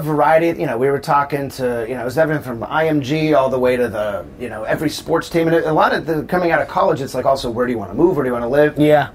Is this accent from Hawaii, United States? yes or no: no; Southern California, United States; moved away as an adult; also born or lived in Chicago, Illinois; I grew up in Southern California